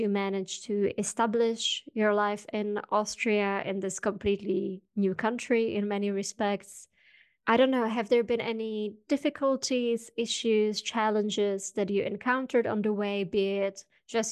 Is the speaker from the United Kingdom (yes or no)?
no; Czechia; Growing up in the Czech Republic, half an hour from the Polish border